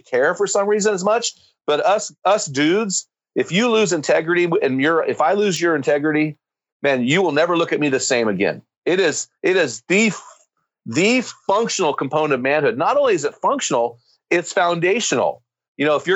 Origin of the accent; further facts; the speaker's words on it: United States; I'm an American